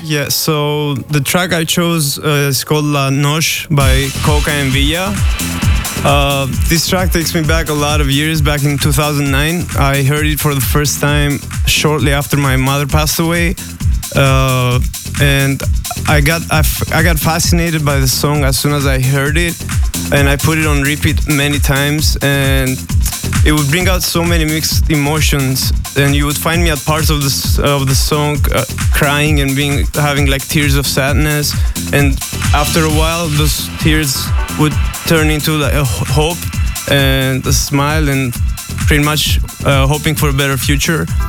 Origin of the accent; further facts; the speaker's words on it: Greece; now in Los Angeles, United States; I live in LA, but I come from Greece.